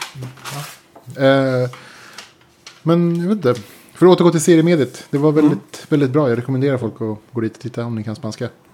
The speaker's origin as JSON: {"language": "Swedish", "country": "Sweden", "said": "jag kommer från Sverige."}